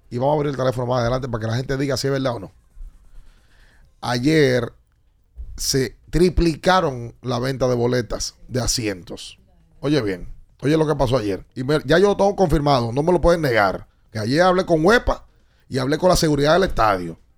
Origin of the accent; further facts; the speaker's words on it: Dominican Republic; Como típico dominicano, todo el mundo sabe por qué, aunque no sepa, y cómo, aunque no sepa.